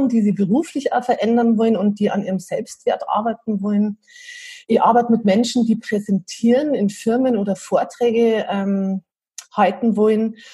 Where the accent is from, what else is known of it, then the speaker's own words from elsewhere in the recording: Piding, Bavaria, Germany; also born or lived in Munich; Also wir wohnen am Berchtesgadener Land und ich habe ganz lange in München gelebt, 14 Jahre und bin ähm, aus Heimweh wieder heimgezogen, weil es daheim einfach total schön ist